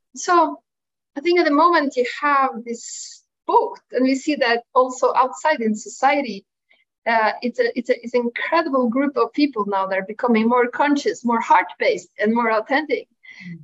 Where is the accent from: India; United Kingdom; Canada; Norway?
Norway; moved away as an adult; also born or lived in Milan; living away from my home country, Norway, at the time